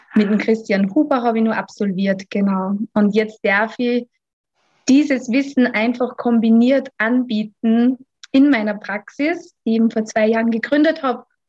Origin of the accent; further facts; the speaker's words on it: Austria; Ich komme aus dem wunderschönen Österreich